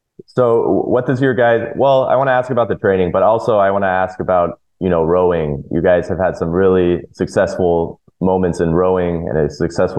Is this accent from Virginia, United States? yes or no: no; Los Angeles, California, United States; growing up in Los Angeles